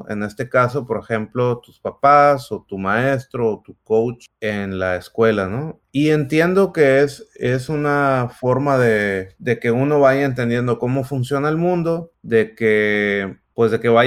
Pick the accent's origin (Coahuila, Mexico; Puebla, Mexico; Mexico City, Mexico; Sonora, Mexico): Sonora, Mexico; moved away as an adult; now in Silicon Valley, United States; yo soy, soy de Sonora, ahí nací, ahí crecí, hasta que vine en algún momento por ahí en el 2006 a Silicon Valley. Por unos años luego me volví a Sonora de nuevo y, estoy acá otra vez.